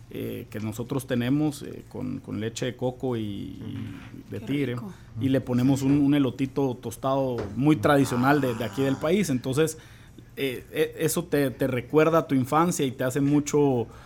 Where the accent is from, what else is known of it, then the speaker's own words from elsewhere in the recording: Guatemala; a mí en lo personal, a pesar de que soy de Guate, me gusta el ron zacapa